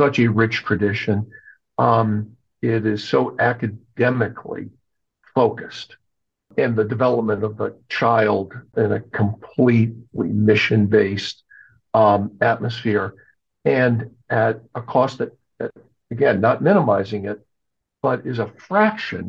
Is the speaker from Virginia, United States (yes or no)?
no; Connecticut, United States; moved away as an adult; also born or lived in Maryland; now in Baltimore, United States; I grew up in New England, in Connecticut.